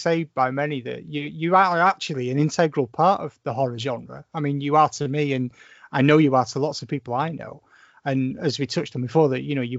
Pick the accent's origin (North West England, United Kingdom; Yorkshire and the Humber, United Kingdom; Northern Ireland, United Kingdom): North West England, United Kingdom; St Helens; I grew up in St. Helens.